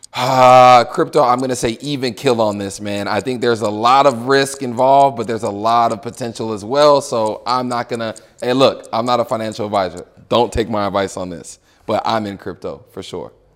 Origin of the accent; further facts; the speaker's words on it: Houston, Texas, United States; moved away as an adult; also born or lived in California; born and raised in Houston, Texas